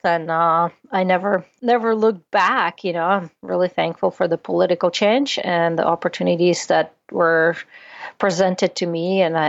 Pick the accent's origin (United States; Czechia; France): Czechia; born there; Yeah, I always joke around that I was born in Czechoslovakia, and then it split up. So now I'm just Czech, not Czechoslovakian.